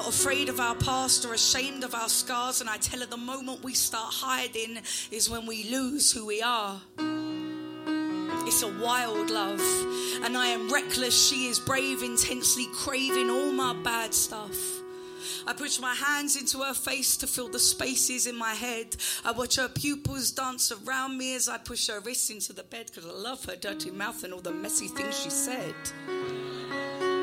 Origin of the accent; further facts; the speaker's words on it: Essex, East of England, United Kingdom; I'm from Essex and that's how I talk